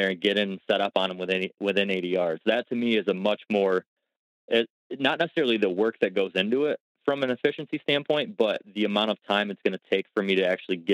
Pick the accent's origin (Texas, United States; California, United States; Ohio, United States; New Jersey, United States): Ohio, United States; in my home state, at least in Ohio